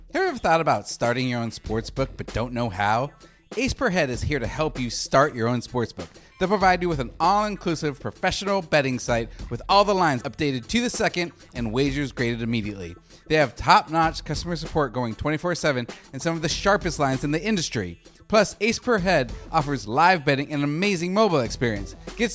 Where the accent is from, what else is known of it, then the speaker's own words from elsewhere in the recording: Phoenix, Arizona, United States; I grew up in Phoenix. So I was a huge Steve Nash fan.